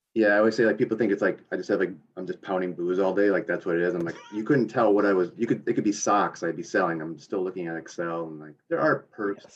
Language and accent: English; a couple hours north of Grand Rapids, on Lake Michigan, United States; Grew up a couple hours north, right on Lake Michigan